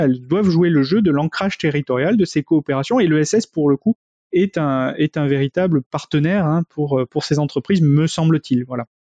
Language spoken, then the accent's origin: French; Bordeaux, Nouvelle-Aquitaine, France; je suis de Bordeaux